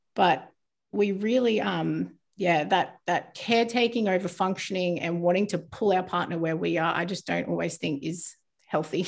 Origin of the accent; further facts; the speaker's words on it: New Zealand; I was born in New Zealand, but I live in quite a small town